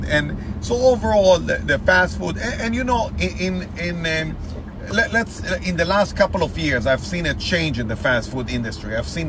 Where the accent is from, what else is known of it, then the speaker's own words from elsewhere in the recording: Massachusetts, United States; when we grew up in Massachusetts.